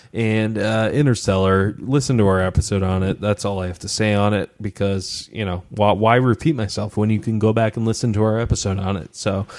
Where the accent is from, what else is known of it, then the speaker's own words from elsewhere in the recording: Midwest, United States; I love that I come from the Midwest. I know Philadelphia is not technically the Midwest, but like it feels home to me.